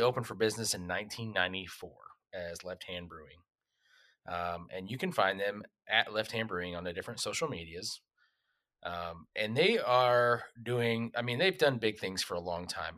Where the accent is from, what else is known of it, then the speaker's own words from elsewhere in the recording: Texas, United States; also born or lived in Oklahoma; growing up in Texas and Oklahoma